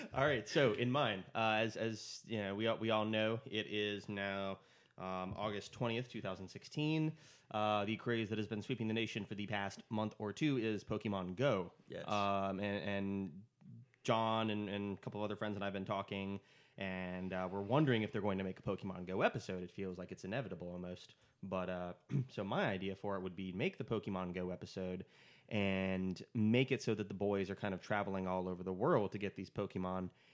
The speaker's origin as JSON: {"language": "English", "country": "United States", "said": "I'm American"}